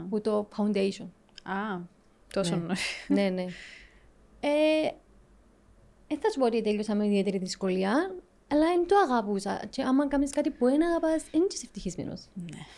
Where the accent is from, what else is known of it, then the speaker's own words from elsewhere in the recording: Nicosia, Nicosia District, Cyprus; also born or lived in Southampton, England / Liverpool, England; από τη Λευκοσία. Ε, Μάλιστα. Ε, σπούδασα νομική στο Southampton, στην Αγγλία. Όταν τελείωσα, έκανα ένα πτυχιακό στο Λίβερπουλ, ναυτιλιακά.